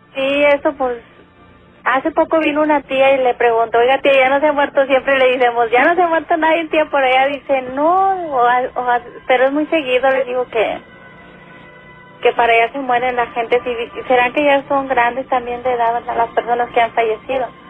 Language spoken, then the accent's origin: Spanish; González, Tamaulipas, Mexico; now in Matamoros, Mexico; Yo soy de González, Tamaulipas.